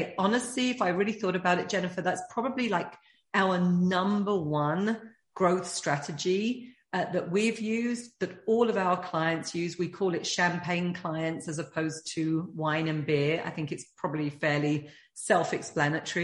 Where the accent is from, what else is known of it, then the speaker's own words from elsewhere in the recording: United Kingdom; being British